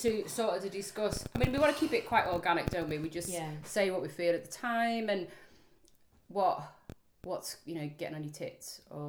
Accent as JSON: {"language": "English", "area": "the Wirral", "region": "North West England", "country": "United Kingdom", "tie": "born or raised there", "moved": "as an adult", "lives_now": "Leeds, United Kingdom", "said": "Yeah, so it's now that I've been here just that bit longer than I was born and lived on the Wirral. With the posh side."}